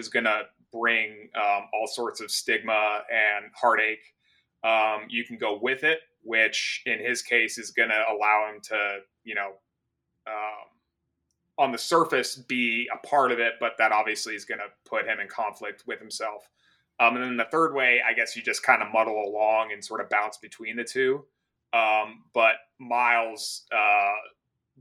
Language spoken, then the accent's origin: English; Golden, Colorado, United States; I was born in Golden, Colorado, which is in Jefferson County